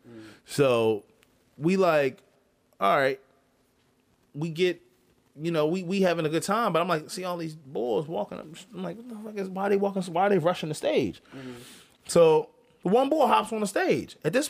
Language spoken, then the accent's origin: English; Philadelphia, Pennsylvania, United States; I'm from Philly. You know what I mean? North Philly, Erie Ave, Mount Airy Ave.